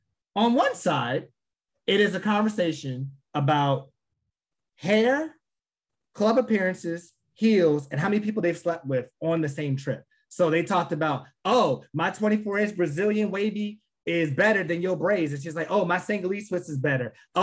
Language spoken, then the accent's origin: English; Chicago, Illinois, United States; I'm from the South Side of Chicago.